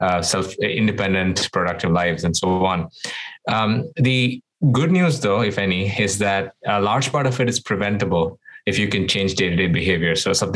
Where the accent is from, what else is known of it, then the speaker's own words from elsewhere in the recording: Doha, Qatar; also born or lived in India; I was born in India. And when I was very young, my parents moved me and my sister to the Middle East, where we grew up in this place called Doha, Qatar.